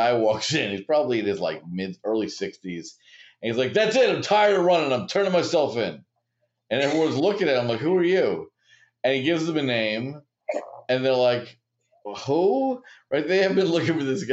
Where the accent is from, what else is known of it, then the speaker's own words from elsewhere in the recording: New York, United States; also born or lived in Chicago; I grew up in New York